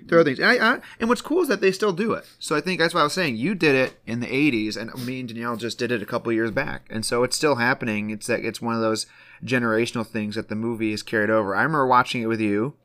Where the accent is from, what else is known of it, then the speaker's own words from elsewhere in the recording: Michigan, United States; we're from Michigan